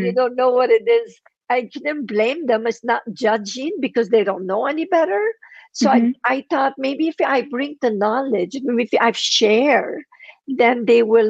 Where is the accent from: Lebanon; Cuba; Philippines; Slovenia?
Lebanon; first language Armenian; English is a second language; moved away as an adult; now in United States